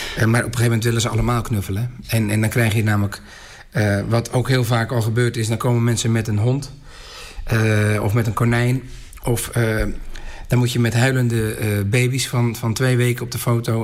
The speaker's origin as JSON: {"language": "Dutch", "town": "Volendam", "region": "North Holland", "country": "Netherlands", "said": "wij maken dit als Volendammers gewoon van dichtbij mee"}